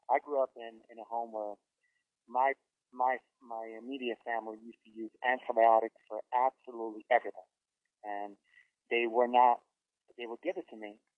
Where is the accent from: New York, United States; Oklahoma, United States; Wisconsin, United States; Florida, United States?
Florida, United States; Miami; I'm from Miami, so unfortunately, I have a Miami side to me